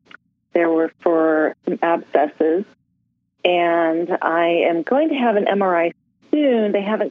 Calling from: Sacramento, California, United States; I'm calling from Sacramento, California.

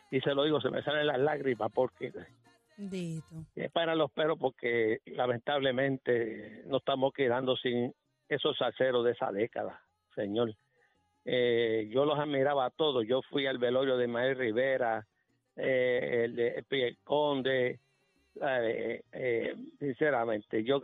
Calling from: Guaynabo, Puerto Rico; Eh, de Guainabo.

